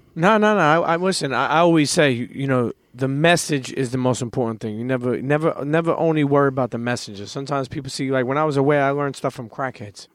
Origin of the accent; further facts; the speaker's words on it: New York City, New York, United States; I'm a Brooklyn kid